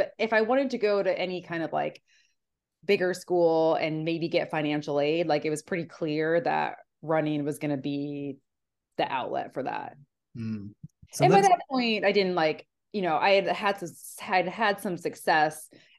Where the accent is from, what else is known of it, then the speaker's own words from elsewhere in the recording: Indiana, United States; like growing up in Indiana, like that was kind of necessary.